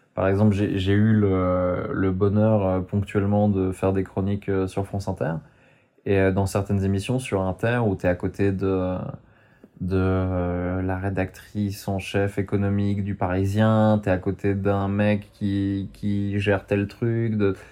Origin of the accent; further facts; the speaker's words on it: Switzerland; mon papa est parisien, ma maman est barcelonaise, et ils m'ont pondu euh, en Suisse